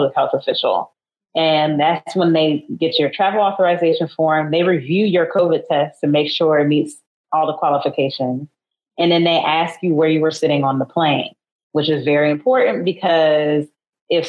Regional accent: Cleveland, Ohio, United States; I'm originally from Cleveland

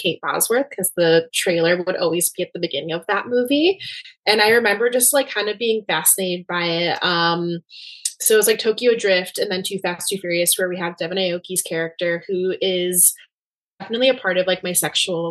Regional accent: Cuba; I'm from Cuba

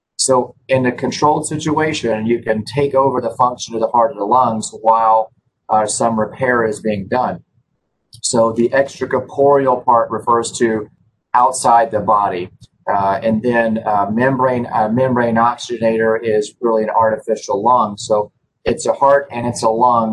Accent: Memphis, Tennessee, United States; My background is that I grew up here in Memphis

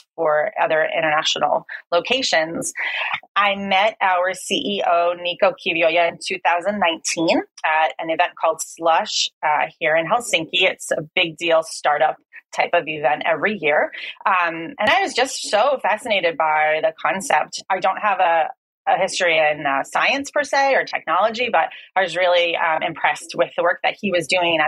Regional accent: New Jersey, United States; moved away as an adult; also born or lived in East Coast, United States; now in Finland; I'm originally from New Jersey

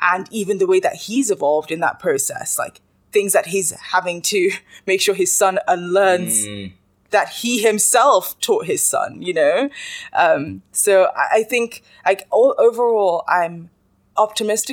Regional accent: Nigeria; as a Nigerian woman

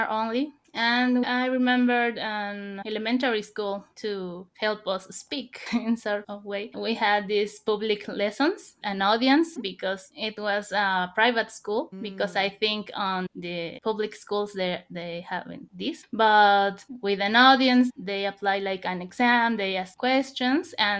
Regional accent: Mexico; English is a second language; also born or lived in State of Mexico; I'm from Mexico.

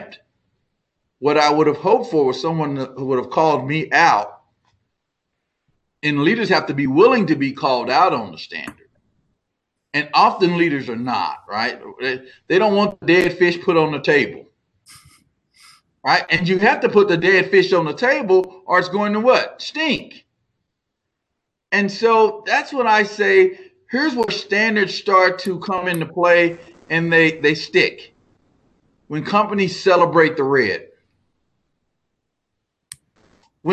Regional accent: Texas, United States; I'm from Texas

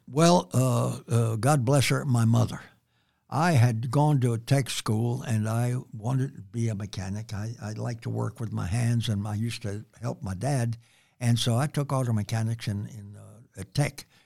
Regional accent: San Antonio, Texas, United States; I was born and raised here in San Antonio on what I called and have always called the near West Side

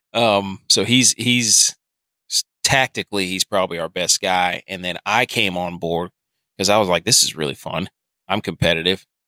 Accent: North Carolina, United States; growing up in North Carolina

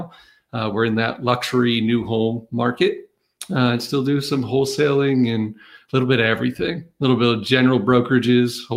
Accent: Maine, United States; moved away; also born or lived in Massachusetts / North Carolina; I grew up in Maine

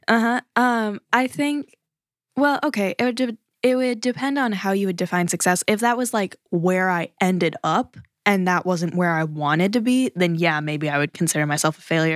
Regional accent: United States; as an American

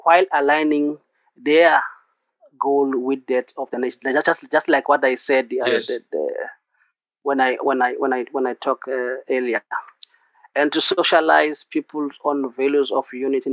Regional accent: South Africa

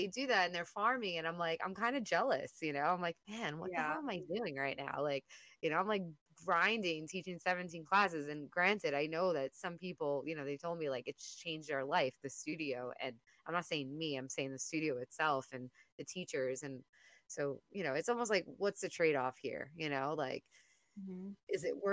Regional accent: New York, United States; being a New Yorker

